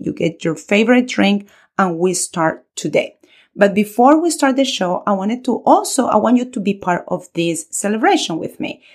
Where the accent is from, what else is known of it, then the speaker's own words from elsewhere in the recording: Colombia; moved away; a Spanish teacher born and raised in Colombia